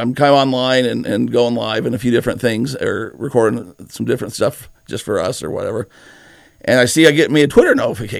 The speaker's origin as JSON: {"language": "English", "town": "Nephi", "region": "Utah", "country": "United States", "said": "I'm from Nephi"}